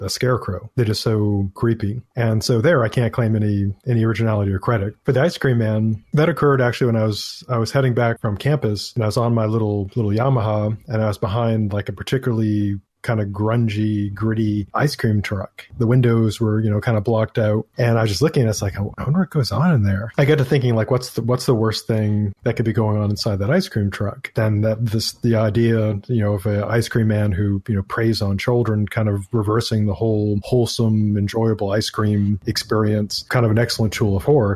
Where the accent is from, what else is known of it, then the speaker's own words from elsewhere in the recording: Maine, United States; I'm from Maine